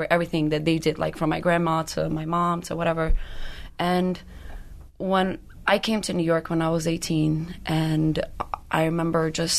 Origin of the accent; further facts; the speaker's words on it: Albania; now in United States; We are from Albania.